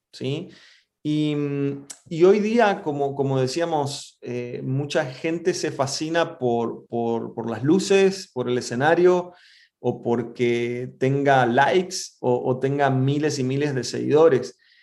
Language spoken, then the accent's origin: Spanish; Resistencia, Chaco, Argentina; moved away as an adult; also born or lived in Buenos Aires; Yo soy del norte de Argentina, de, de Chaco, de Resistencia más precisamente